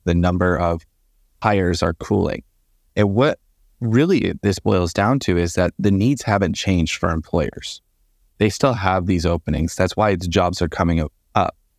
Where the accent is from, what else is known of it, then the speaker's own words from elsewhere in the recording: Port Charlotte, Florida, United States; moved away as an adult; also born or lived in Phoenix, Arizona; now in Georgia, United States; I'm originally from Port Charlotte, Florida, which is about a hundred miles south of Tampa